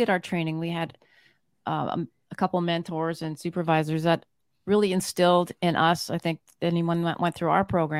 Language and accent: English; Canada; I'm from Canada.